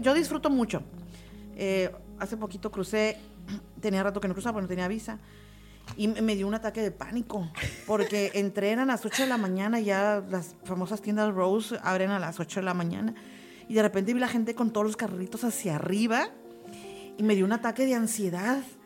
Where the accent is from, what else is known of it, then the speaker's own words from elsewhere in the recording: Tijuana, Baja California, Mexico; como buenos tijuanenses